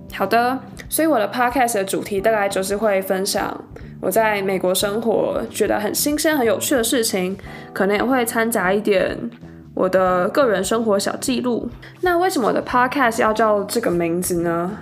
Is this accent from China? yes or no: no; Taiwan; moved away as an adult; now in Salt Lake City, United States; 我是土生土长的台湾人，在台湾过了二十二年的生活。那我今年刚从台湾的大学毕业，现在在美国的犹他大学念数学博士